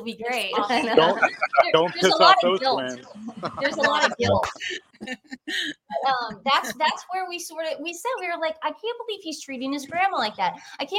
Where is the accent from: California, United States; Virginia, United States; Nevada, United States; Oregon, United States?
Oregon, United States; Portland; we're Americans. We're from Portland, Oregon, just silly, liberal Portland, Oregon Americans.